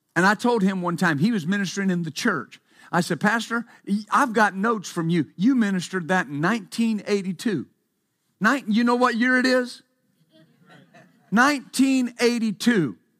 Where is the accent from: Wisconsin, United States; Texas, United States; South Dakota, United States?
Texas, United States; West; When I was growing up in West Texas, of course, I worked, I worked on, uh, a ranch growing up